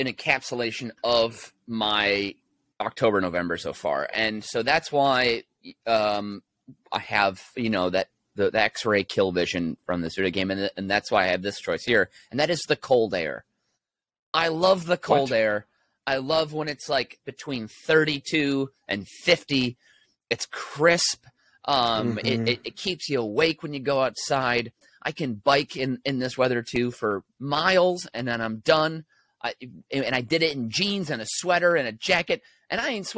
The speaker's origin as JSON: {"language": "English", "region": "Minnesota", "country": "United States", "tie": "born or raised there", "said": "I grew up in Minnesota"}